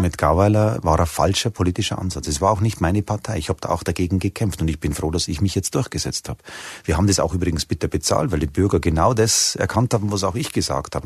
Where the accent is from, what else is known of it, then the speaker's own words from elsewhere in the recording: Germany; wir Deutsche